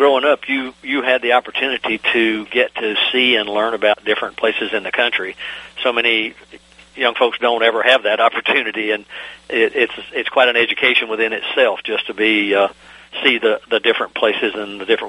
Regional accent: North Carolina, United States; also born or lived in Virginia; I was born in North Carolina, and as my regular listeners know, I was only born in North Carolina because there weren't any hospitals in the mountains of Virginia across the border where my parents lived. So, but still a lot of my growing up and experiences through life have been in North Carolina.

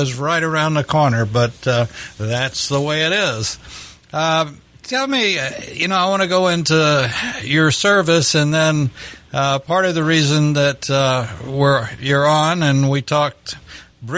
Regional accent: Lubbock, Texas, United States; my hometown of Lubbock

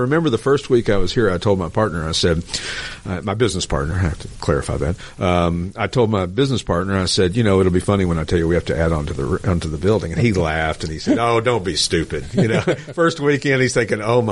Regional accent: Lenoir City, Tennessee, United States; Lenoir City, Tennessee, where my hometown is

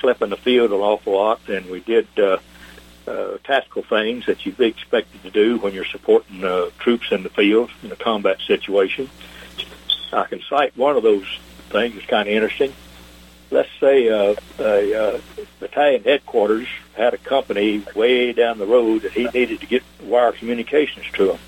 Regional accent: Shawnee, Oklahoma, United States; I was born on a cold Christmas morning, 1934, in Shawnee, Oklahoma. Grew up there.

